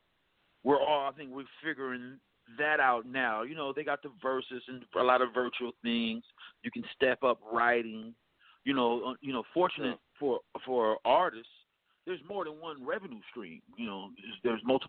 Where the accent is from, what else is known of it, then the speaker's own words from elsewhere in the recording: Los Angeles, California, United States; I'm from the Crenshaw district of Los Angeles, which was the same hood Nipsey was from out the rolling 60s.